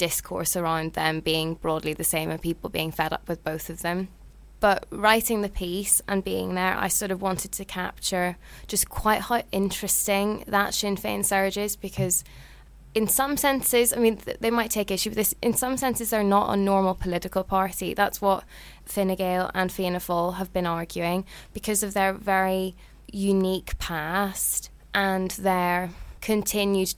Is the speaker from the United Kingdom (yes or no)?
yes; Northern Irish, Northern Ireland, United Kingdom; me being Northern Irish